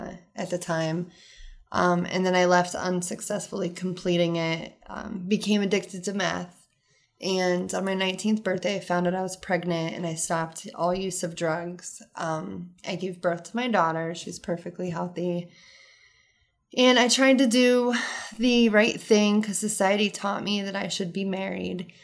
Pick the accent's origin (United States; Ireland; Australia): United States; Rittman, Ohio; I was raised in Rutztown my entire life on the farm